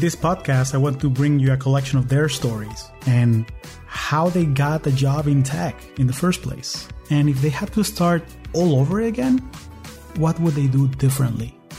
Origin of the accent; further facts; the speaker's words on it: Caracas, Capital District, Venezuela; moved away as an adult; now in United States; I am originally from Caracas, Venezuela, and I've been calling the U S home for the last twenty years